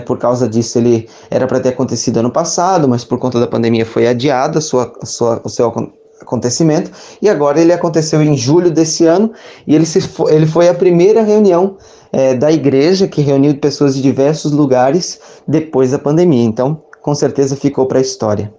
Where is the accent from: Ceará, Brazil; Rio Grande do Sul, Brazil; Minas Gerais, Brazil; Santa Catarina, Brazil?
Santa Catarina, Brazil; Rodeio; sou natural de Rodeio, Santa Catarina